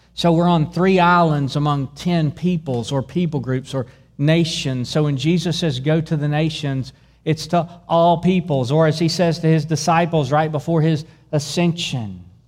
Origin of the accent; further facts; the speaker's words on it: Dueville, Texas, United States; I grew up in Dueville, Texas